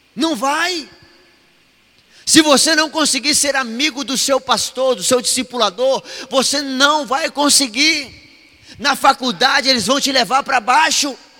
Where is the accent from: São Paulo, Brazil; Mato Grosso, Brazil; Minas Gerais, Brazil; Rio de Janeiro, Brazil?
Mato Grosso, Brazil; Mato Grossense não conhece frio, não. Nós não conhecemos, não